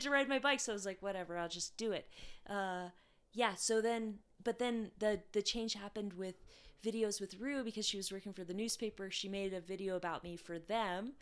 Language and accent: English; Alaska, United States; Revelate Designs, which is from my hometown in Alaska